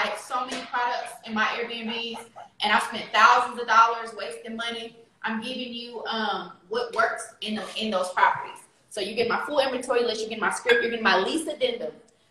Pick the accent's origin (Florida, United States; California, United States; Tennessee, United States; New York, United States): California, United States; Richmond; I'm from California